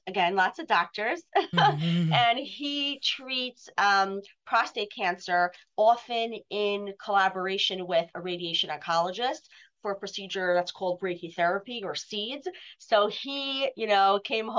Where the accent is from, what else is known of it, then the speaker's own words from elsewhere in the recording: New York City, New York, United States; both my parents had offices in the home where I grew up in Brooklyn.